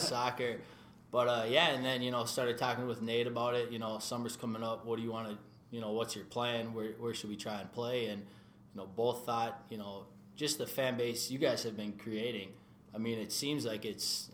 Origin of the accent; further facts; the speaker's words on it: New Hope, Minnesota, United States; Minnesota boy my whole life, born and raised in New Hope.